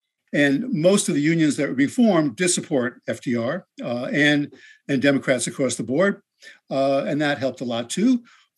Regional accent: Englewood, New Jersey, United States; my hometown, Englewood, New Jersey, which is just a short bus ride from the George Washington Bridge next to New York City. And my parents were devout liberal Democrats, like lots of Jews from New York

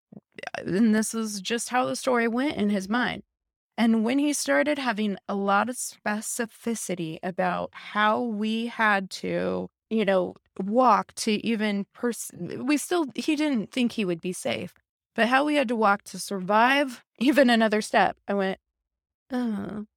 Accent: Midwest, United States; moved away as an adult; also born or lived in Los Angeles, California; I grew up here in the Midwest. I lived in L A for many, many years.

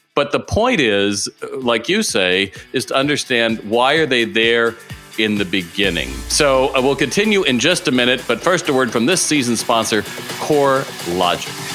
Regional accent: California, United States; I'm from California

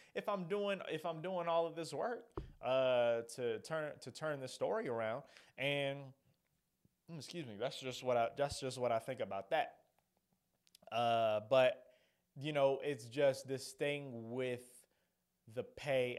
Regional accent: Atlanta, Georgia, United States; stay here in my home city, my home state

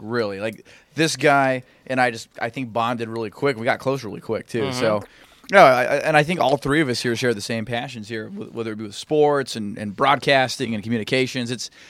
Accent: Grants, New Mexico, United States; also born or lived in Albuquerque, New Mexico; about 10 miles west of my hometown of Grants, but I was born in Albuquerque, New Mexico.

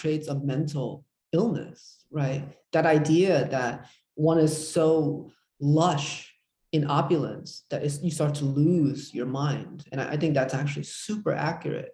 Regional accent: United States; I was brought up in America

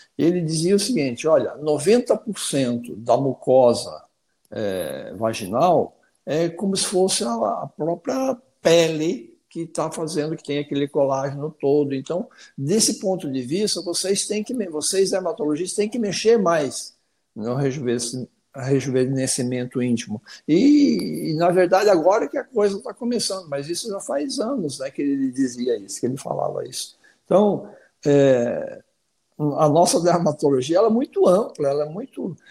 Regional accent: Paraná, Brazil; moved away as an adult; also born or lived in Curitiba / Rio de Janeiro; now in Brasília, Brazil; eu sou paranaense, né? É, me formei em Curitiba, na Católica de Curitiba

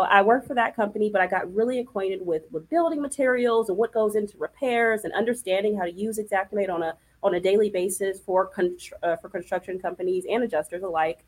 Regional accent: California, United States; moved away as an adult; also born or lived in Memphis, Tennessee; I'm a Cali girl. I'm from the West Coast

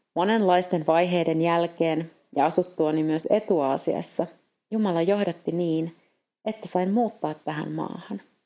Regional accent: Finland; moved away as an adult; now in Eastern Europe; olen Suomesta

